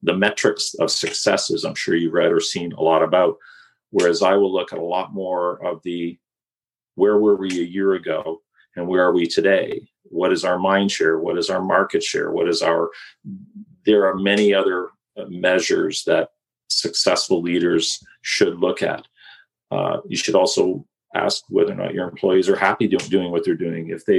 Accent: Kitchener-Waterloo, Ontario, Canada; I was born and raised in Kitchener-Waterloo

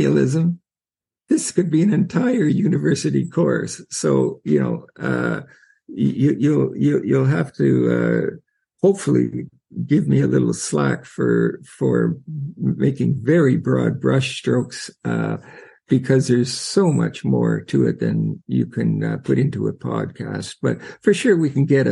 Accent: Canada; I'm from Canada

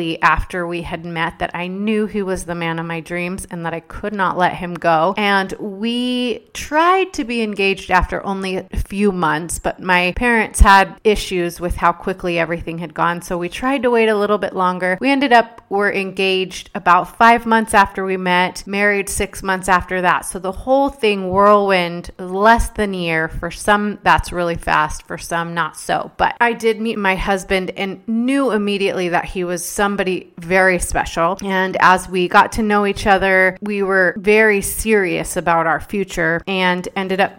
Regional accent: Dallas, Texas, United States; I was born and raised in Dallas, Texas

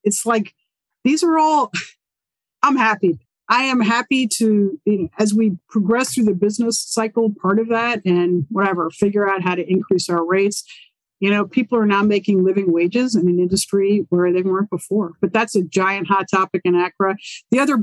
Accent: New York City, New York, United States; moved away; I'm from New York City

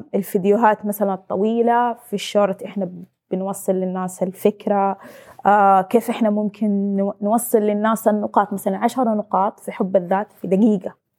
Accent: Saudi Arabia; انا بنت سعوديه

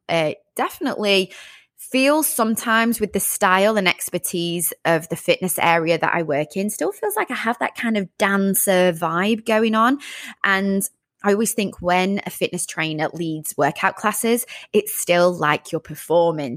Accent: Sheffield, Yorkshire and the Humber, United Kingdom; moved away as an adult; also born or lived in London, United Kingdom; now in Los Angeles, United States; originally from the UK, from the north part of England near Manchester, a place called Sheffield.

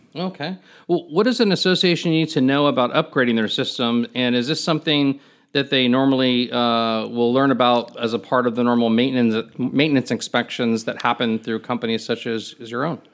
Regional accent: Miami, Florida, United States; I'm actually a native Floridian. I grew up in the Miami area

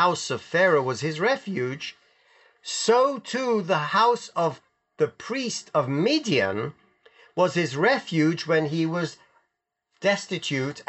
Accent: London, United Kingdom; my mother never let me wear my yarmulke on the streets of London

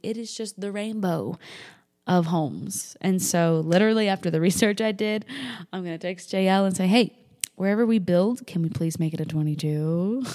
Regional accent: New Hampshire, United States; moved away as an adult; now in Denver, United States; I'm from New Hampshire

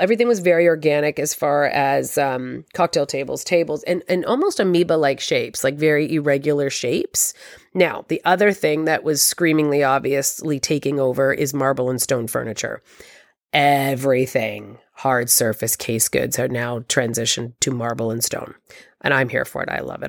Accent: Toronto, Ontario, Canada; I'm from Toronto

